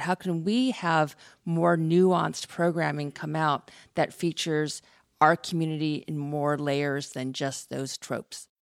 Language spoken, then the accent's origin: English; California, United States; moved away as an adult; also born or lived in East Coast; as an Asian American growing up in California and then going to college on the East Coast